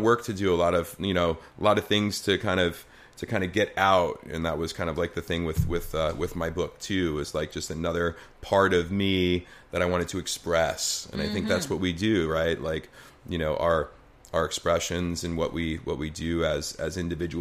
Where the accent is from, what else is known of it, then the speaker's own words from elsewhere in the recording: New Rochelle, New York, United States; I'm originally from New Rochelle